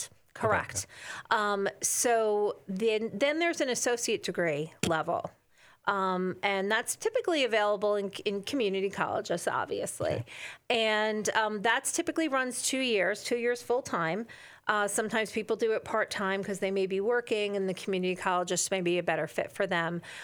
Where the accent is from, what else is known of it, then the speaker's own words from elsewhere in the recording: New Jersey, United States; I am from New Jersey. I love New Jersey.